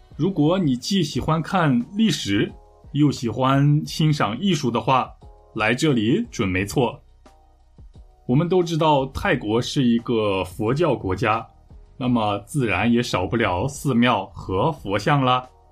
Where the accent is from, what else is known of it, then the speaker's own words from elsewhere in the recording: Taiyuan, Shanxi, China; 那么我的家乡太原市可以算是三线城市